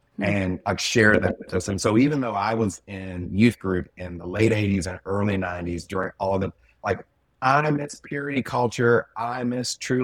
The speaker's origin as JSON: {"language": "English", "region": "Mississippi", "country": "United States", "tie": "born or raised there", "said": "grew up in Southern Mississippi along the Gulf Coast"}